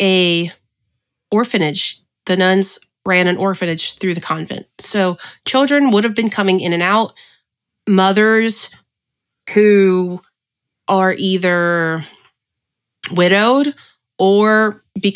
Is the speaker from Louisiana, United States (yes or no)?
yes; Cajun, Louisiana, United States; my family raised me Catholic because I am Cajun